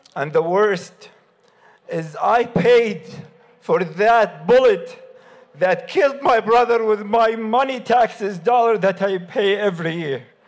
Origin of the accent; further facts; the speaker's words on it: Gaza, Gaza Strip, Palestine; now in Michigan, United States; My roots and my childhood were in Gaza